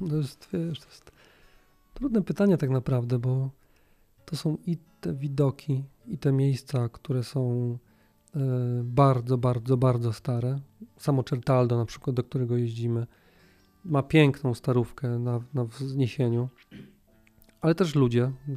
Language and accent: Polish; Gliwice, Silesian Voivodeship, Poland; Jesteśmy oboje z Gliwic